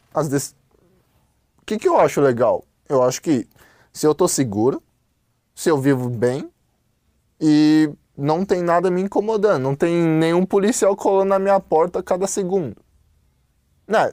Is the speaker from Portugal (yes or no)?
no; China; moved away; eu como chinês, eu gosto do meu país